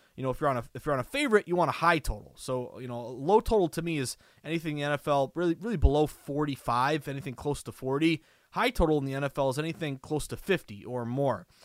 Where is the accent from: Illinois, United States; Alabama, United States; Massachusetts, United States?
Massachusetts, United States; born and raised in Massachusetts. I live in Boston.